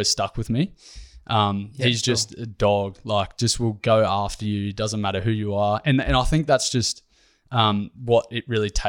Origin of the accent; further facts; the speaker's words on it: Ballarat, Victoria, Australia; also born or lived in North Brisbane; yeah, so I'm originally from Ballarat in Victoria.